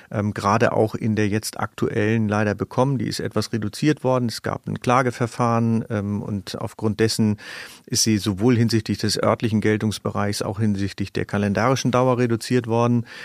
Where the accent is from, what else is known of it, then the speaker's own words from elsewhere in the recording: Germany; moved away; also born or lived in Schleswig-Holstein (Baltic coast); Ich bin an der Nordsee geboren und äh, lebe an der Ostsee